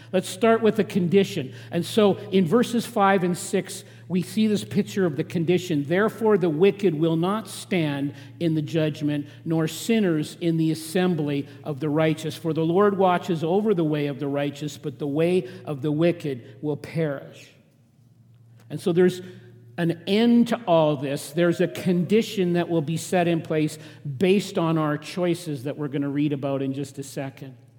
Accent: Regina, Saskatchewan, Canada; now in southern Alberta, Canada; I grew up in Saskatchewan, in Regina, uh, in farming country, but I was a distinct city boy

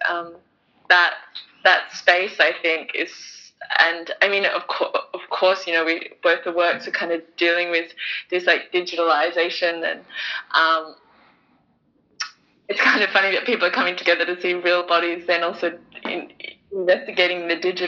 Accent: Bunbury, Western Australia, Australia; I come from Bunbury in Western Australia

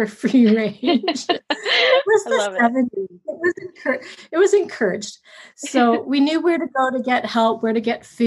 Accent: Fergus, Ontario, Canada; also born or lived in Guelph, Ontario; we moved from Guelph to the country near Laura Fergus, my mom and my stepdad at that point

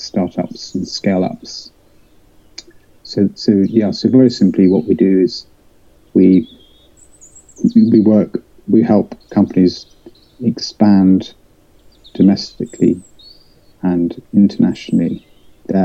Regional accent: West Country, South West England, United Kingdom; I was brought up in the West Country, so I'm a country boy.

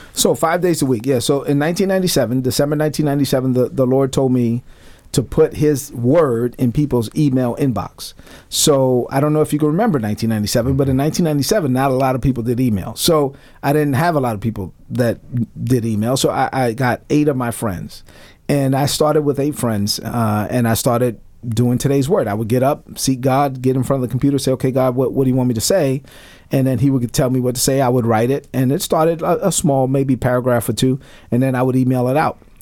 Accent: New York City, New York, United States; growing up in Brooklyn, my, my mother came to this country in 1970.

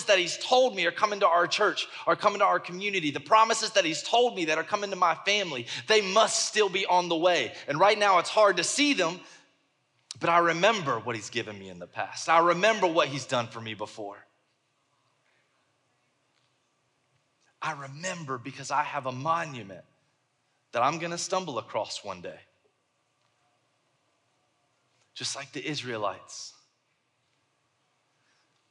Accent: the South, United States; I'm from the South

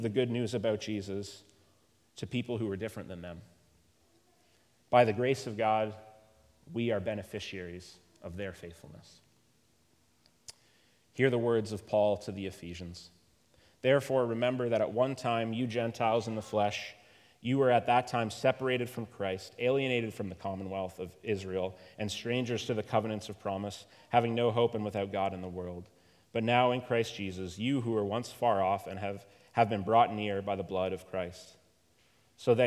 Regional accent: Canada; I am very Canadian, and I retain that identity

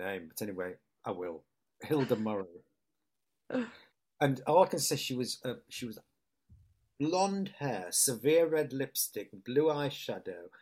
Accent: Hull, Yorkshire and the Humber, United Kingdom; accent: northern; moved away; it's my hometown

